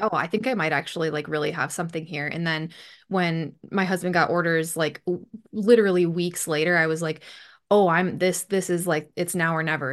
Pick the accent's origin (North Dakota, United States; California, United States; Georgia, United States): North Dakota, United States; Bismarck; moved away as an adult; now in United Kingdom; I grew up in North Dakota. I lived there for twenty-eight-ish, twenty-nine-ish years before moving here to the U K. And, yeah. My hometown is Bismarck, North Dakota